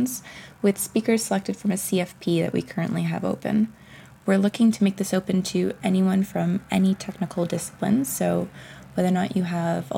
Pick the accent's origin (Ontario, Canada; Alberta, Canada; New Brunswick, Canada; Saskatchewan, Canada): Ontario, Canada; Ottawa; now in Toronto, Canada; Born and raised in Ottawa, now living in Toronto.